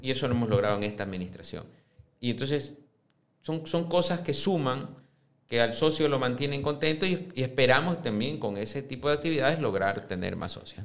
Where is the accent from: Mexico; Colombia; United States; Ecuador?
Ecuador; siendo ecuatorianos